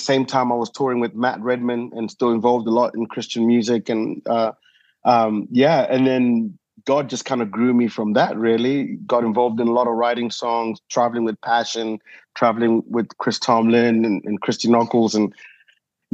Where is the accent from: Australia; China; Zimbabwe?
Zimbabwe; moved away as an adult; also born or lived in South Africa / United Kingdom; now in Nashville, United States; born in Zimbabwe, you know, grew up, did my school there